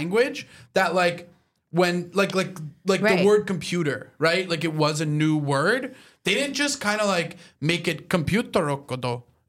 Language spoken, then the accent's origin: English; Canada; my whole life like growing up in Canada